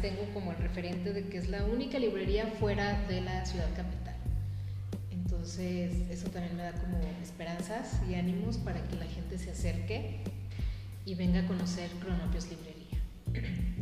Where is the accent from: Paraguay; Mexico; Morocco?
Mexico; Pabellón de Arteaga, Aguascalientes; yo soy de aquí, yo soy originaria de Pabellón de Arteaga